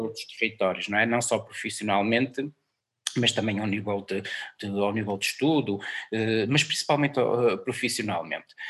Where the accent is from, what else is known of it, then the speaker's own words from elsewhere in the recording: Portugal; A minha aldeia não é esta aqui de Mil, é, é do lado, é em Santa Maria